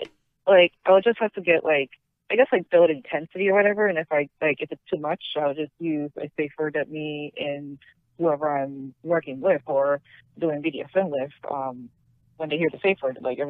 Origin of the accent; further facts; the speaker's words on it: Florida, United States; also born or lived in Passaic, New Jersey; I was born in New Jersey, but I was raised in Florida